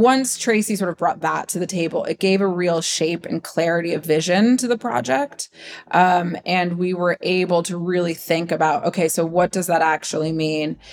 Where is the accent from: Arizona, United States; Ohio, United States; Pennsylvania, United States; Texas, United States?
Ohio, United States; I'm Westerner. I'm from Ohio